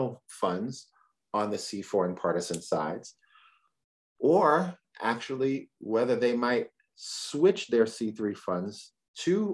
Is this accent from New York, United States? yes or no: yes; New York City, New York, United States; now in California, United States; I'm from the Bronx.